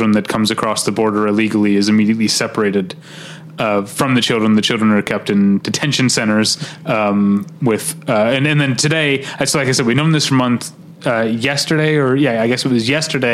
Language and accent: English; United States; as an American